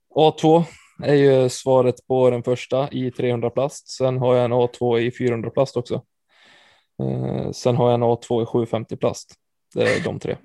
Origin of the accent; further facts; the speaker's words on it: Falun, Dalarna County, Sweden; moved away; Jag är från Falun i, i grund och botten i Dalarna